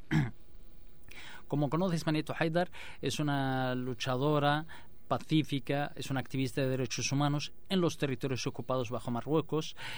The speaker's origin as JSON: {"language": "Spanish", "country": "Western Sahara", "moved": "yes", "said": "nuestro deseo como pueblo saharaui, como Estado saharaui"}